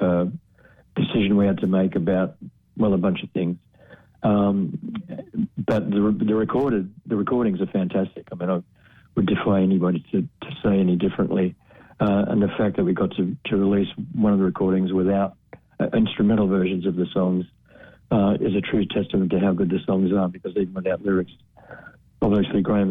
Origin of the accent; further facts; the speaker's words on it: Australia; I'm Australian.